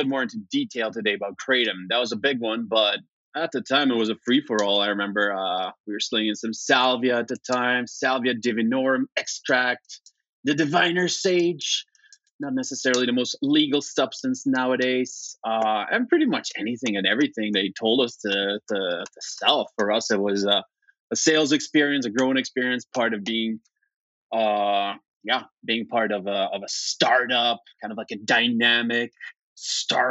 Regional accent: Flemish part of Belgium, Flanders, Belgium; also born or lived in Warsaw, Poland; now in Vancouver, Canada; My parents moved when I was just a little baby to greener pastures, and spend my formative years in Belgium, the Flemish part of Belgium

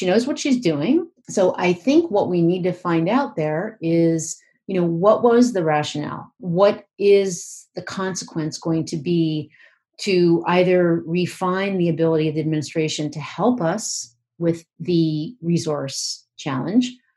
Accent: Pennsylvania, United States; I'm from Pennsylvania

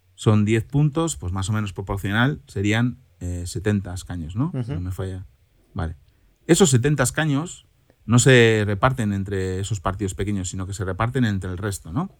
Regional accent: Cantabria, Spain; now in Germany; en mi tierra de origen, Cantabria

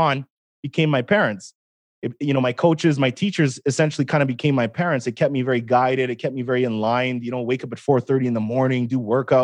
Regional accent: Edmonton, Alberta, Canada; I was born in Edmonton, Alberta, 1984, April 22nd

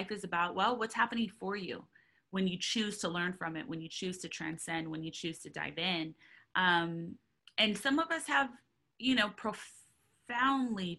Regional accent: Southern California, United States; I grew up in Southern California, and I grew up in a lot of places all over Southern California

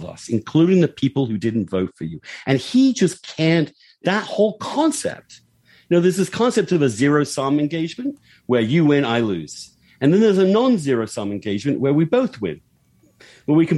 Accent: United Kingdom; moved away as an adult; now in United States; in my home country

